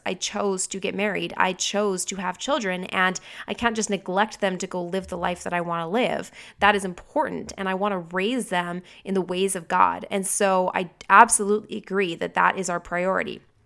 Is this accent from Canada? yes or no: yes; Canada; I'm a Canadian